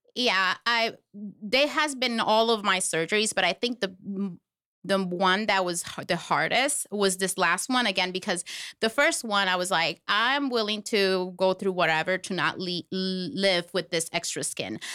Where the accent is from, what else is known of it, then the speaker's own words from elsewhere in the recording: Puerto Rico; now in Florida, United States; I am from Puerto Rico. but I live here in Florida